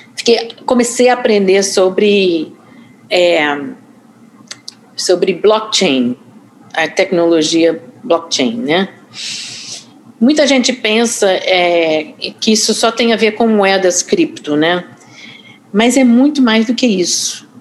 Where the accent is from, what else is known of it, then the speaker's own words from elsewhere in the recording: Boston, Massachusetts, United States; accent: carioca; Portuguese is a second language; moved away as an adult; also born or lived in Rio de Janeiro, Brazil; now in New York, United States; eu sou norte-americana, nascida em Boston, Massachusetts mas eu vim embora dos Estados Unidos aos 26 anos, cheguei no Brasil em 81.